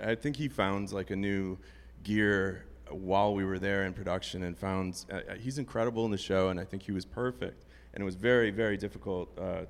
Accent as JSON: {"language": "English", "region": "Wisconsin", "country": "United States", "tie": "born or raised there", "said": "I grew up in Wisconsin."}